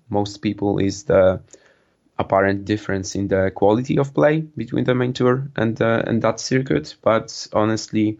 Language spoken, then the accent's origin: English; Poland; I'm a student from Poland.